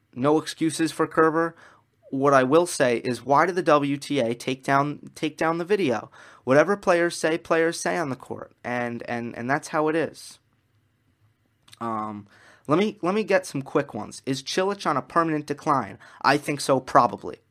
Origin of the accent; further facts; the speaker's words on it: New York, United States; I'm from New York